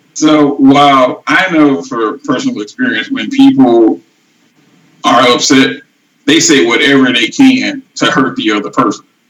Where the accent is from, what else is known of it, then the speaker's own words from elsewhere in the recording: St. Louis, Missouri, United States; moved away as an adult; now in Arizona, United States; I was born in St. Louis, Missouri. I grew up in an area of St. Louis that is affectionately called Murderville.